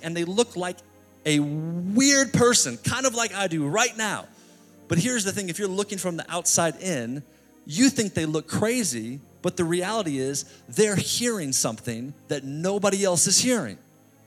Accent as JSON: {"language": "English", "town": "New York City", "region": "New York", "country": "United States", "said": "I'm from New York City"}